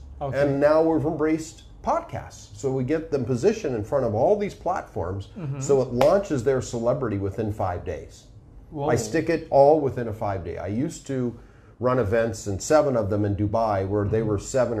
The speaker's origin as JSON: {"language": "English", "town": "Los Angeles", "region": "California", "country": "United States", "accent": "Hollywood accent", "said": "I come from Los Angeles, California."}